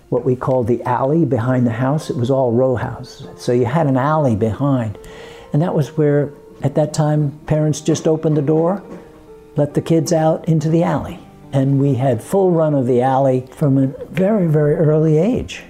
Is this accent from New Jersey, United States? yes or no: yes; New Jersey, United States; also born or lived in Brooklyn, New York / Woodside, Queens, New York; I was born in Brooklyn and immediately exported to Queens and then moved over to New Jersey when I was 8